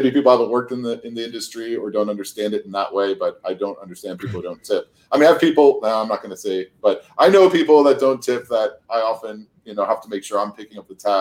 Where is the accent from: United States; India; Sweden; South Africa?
United States; Miami, Florida; born or raised there